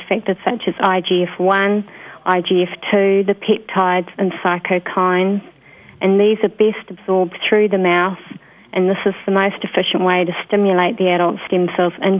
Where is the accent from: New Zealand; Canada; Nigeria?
New Zealand; moved away as an adult; also born or lived in United Kingdom / Queensland, Australia; I worked in New Zealand, which is my home country